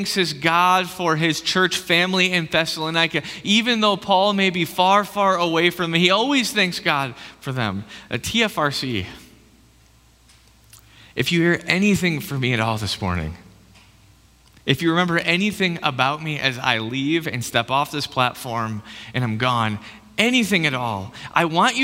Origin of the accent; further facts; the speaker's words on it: Michigan, United States; moved away as an adult; now in Idaho, United States; I'm from like the other Dutch area called Michigan. That's where I came from.